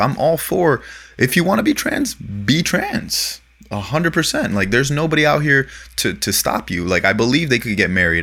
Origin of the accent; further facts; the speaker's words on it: Florida, United States; now in Los Angeles, United States; growing up in Florida